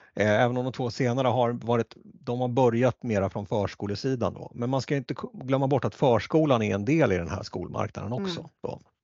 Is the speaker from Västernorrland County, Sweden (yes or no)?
no; Västerås, Västmanland, Sweden; där jag växte upp eh, och det är Västerås